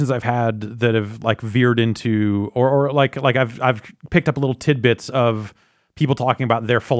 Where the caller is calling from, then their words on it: Akron, Ohio, United States; I'm from Akron, Ohio.